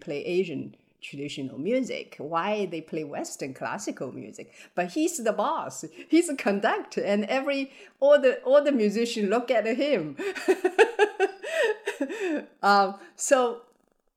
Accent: Hangzhou, Zhejiang, China; English is a second language; now in San Diego, United States; my hometown, Hangzhou

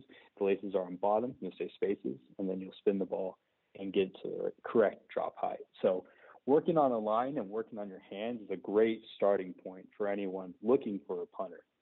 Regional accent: Fresno, California, United States; I walked on at uh, Fresno City College here in California, my hometown

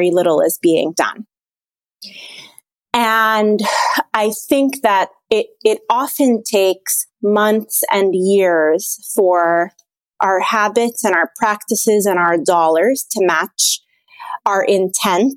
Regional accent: Abu Dhabi, United Arab Emirates; now in Washington, D.C., United States; I'm an Egyptian who was born and raised in Abu Dhabi in the United Arab Emirates, and I have lived now in DC for 10 years

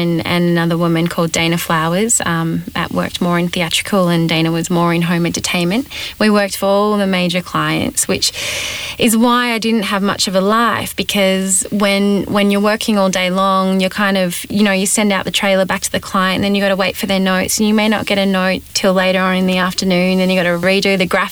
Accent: Australia; accent: Australian; moved away; also born or lived in Los Angeles, United States; I had an Australian accent

